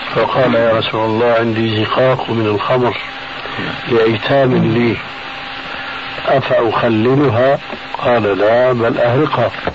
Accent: Egypt; عندنا في مصر

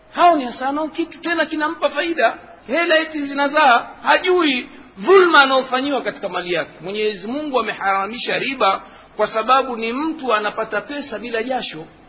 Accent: Tanga, Tanga Region, Tanzania

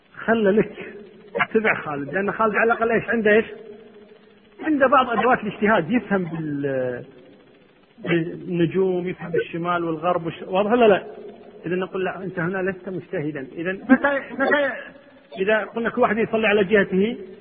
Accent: Kuwait; عندنا في الكويت

